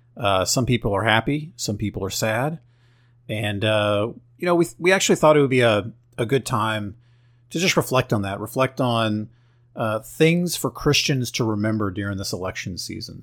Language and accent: English; Oklahoma, United States; I'm from Oklahoma